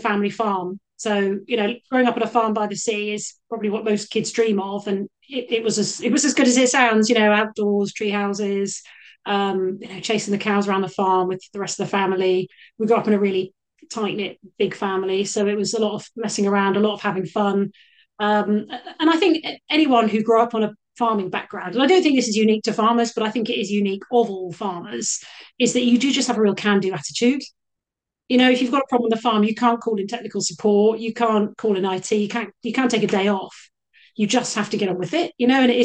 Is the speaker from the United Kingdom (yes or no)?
yes; Cornwall, South West England, United Kingdom; I grew up in Cornwall, so it was an upbringing very much based on the outside, the seaside